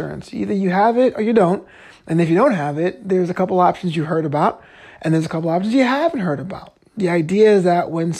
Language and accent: English; New York, United States; now in Los Angeles, United States; I'm from New York